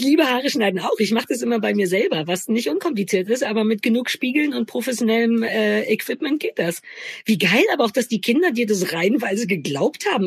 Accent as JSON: {"language": "German", "region": "East Germany", "country": "Germany", "tie": "born or raised there", "said": "bei uns in der DDR"}